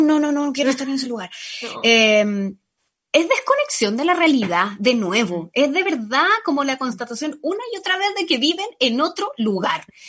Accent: Panama; now in Chile; Yo crecí en Panamá

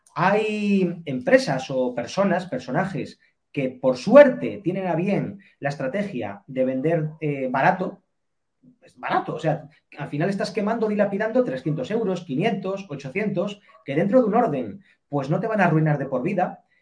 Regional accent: Spain; nosotros como españoles

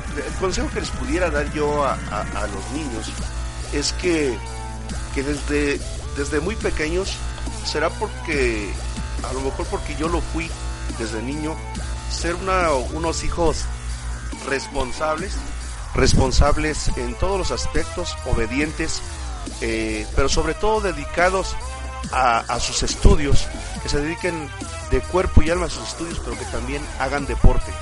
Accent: Chihuahua, Mexico; also born or lived in Temascalcingo, State of Mexico; la ciudad de donde, yo, este, yo crecí, en Chihuahua

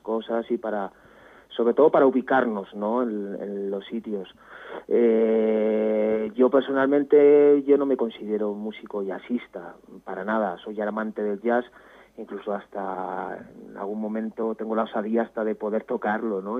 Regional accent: Estella, Navarre, Spain; somos más bien navarros los dos

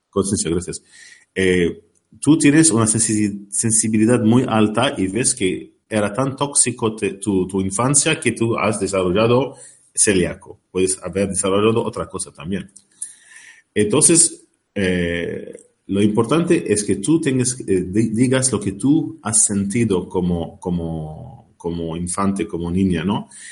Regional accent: Lebanon; now in Ireland; al Líbano, de donde yo vengo

